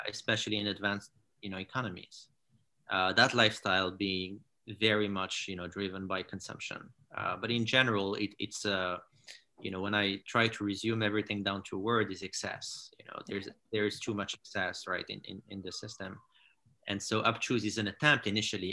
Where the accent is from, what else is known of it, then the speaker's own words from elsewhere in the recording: Morocco; moved away as an adult; also born or lived in France / United States; I grew up in Morocco. And then I studied in France and in the US